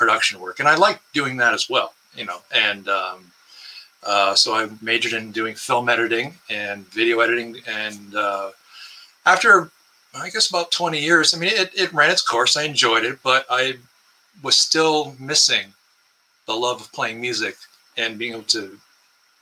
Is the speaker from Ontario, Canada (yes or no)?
yes; Windsor, Ontario, Canada; I was born in Windsor, Ontario, which is just across the river from Detroit